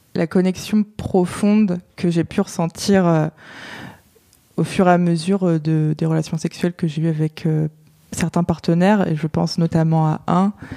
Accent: Touraine, Centre-Val de Loire, France; moved away as an adult; now in Paris, France; Je viens de France, j'ai vécu euh, en Touraine, donc dans le centre de la France, et je vis à Paris depuis 4 ans maintenant.

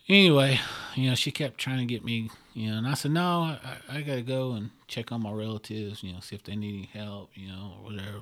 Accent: Oklahoma, United States; I'm from Oklahoma

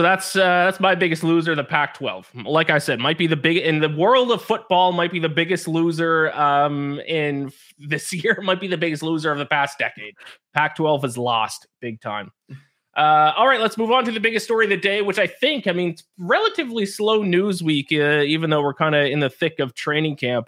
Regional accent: Canada; me growing up being Canadian

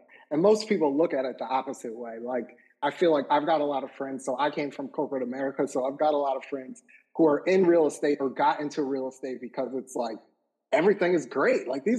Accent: Northeast, United States; We're from the Northeast, so we curse a lot.

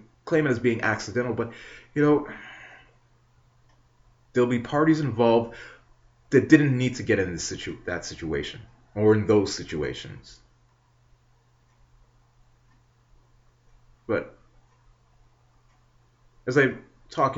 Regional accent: Canada; not just as a citizen, not just as a Canadian born

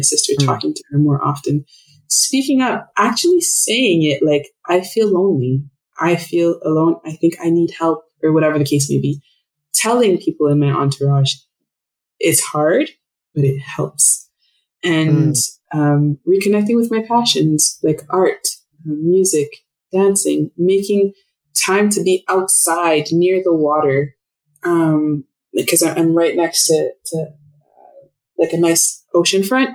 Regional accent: Ottawa, Ontario, Canada; first language French; English is a second language; moved away; also born or lived in Montreal / Toronto / Vancouver; French is my mother tongue. English is my second language. And I remember when we moved to Ottawa, all the kids on my street, because I was born in Montreal

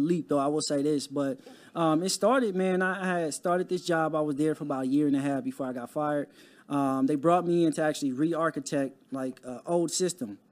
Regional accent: Compton, California, United States; growing up in Compton, it wasn't a lot of resources

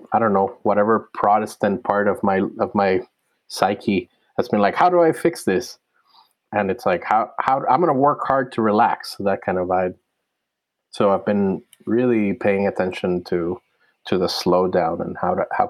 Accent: Puerto Rico; also born or lived in Cayuga land (New York); now in United States; I was born in Puerto Rico, where my people are from, and they've been there for many hundreds of years

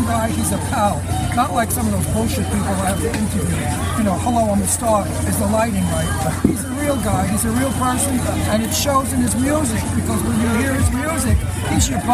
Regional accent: New York City, New York, United States; I'm from Brooklyn. I was raised

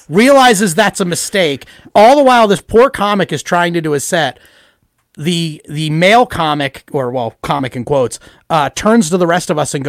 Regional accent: United States; I'm an American

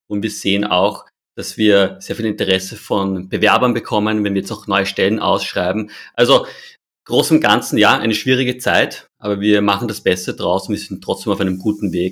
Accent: Austria; Wir schmeißen leider als Österreicher und Österreicherinnen relativ viele Lebensmittel in den Müll.

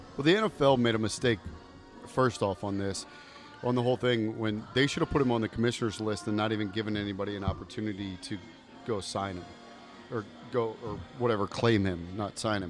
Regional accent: Wheaton, Maryland, United States; I grew up in Wheaton

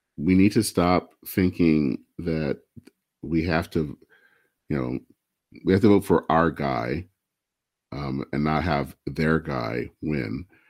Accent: Michigan, United States; I hail from Michigan

